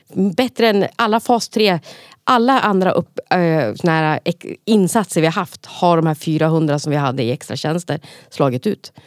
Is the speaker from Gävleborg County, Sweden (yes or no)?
yes; Gävle, Gävleborg County, Sweden; Om man har växt upp på fritidsgård själv, vilket jag har gjort då, på Brynjan på Brynäs